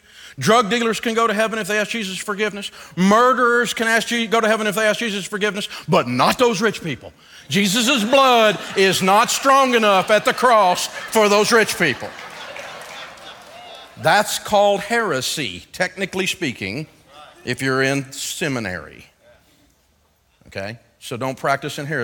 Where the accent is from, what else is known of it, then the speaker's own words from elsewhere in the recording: Antioch, Tennessee, United States; I'm from Antioch, Tennessee.